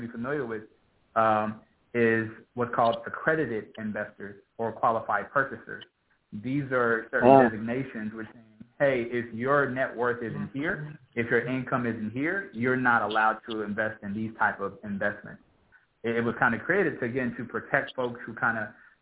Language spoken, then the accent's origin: English; Los Angeles, California, United States; I'm from South Central Los Angeles